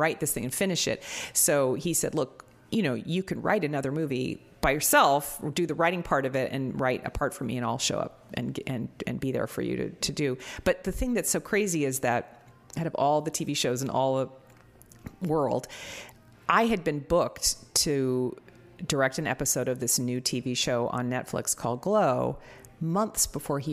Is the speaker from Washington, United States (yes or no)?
yes; Seattle, Washington, United States; also born or lived in New York; I grew up in Seattle and then I lived for 10 years in New York, but then I came back and settled down there